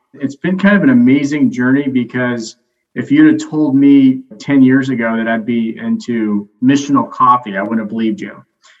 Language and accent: English; Alberta, Canada; moved away; I moved originally here from Alberta, Canada, and became a pastor about 5 years ago.